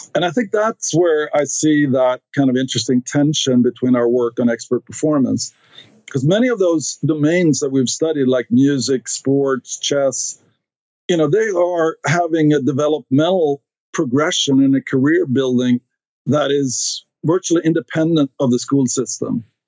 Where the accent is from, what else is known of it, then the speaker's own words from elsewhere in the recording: Stockholm, Stockholm County, Sweden; English is a second language; moved away as an adult; now in United States; I grew up in Sweden, uh, in Stockholm, uh, which is the capital